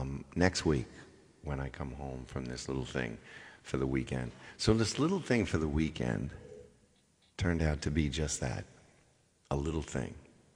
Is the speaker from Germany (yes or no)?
no; Chicago, Illinois, United States; I do Chicago, sure. I'm from Chicago.